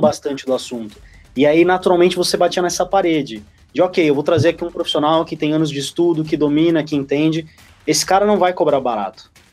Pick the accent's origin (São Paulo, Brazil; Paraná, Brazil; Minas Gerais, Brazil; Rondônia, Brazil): São Paulo, Brazil; Santos; eu sou de Santos também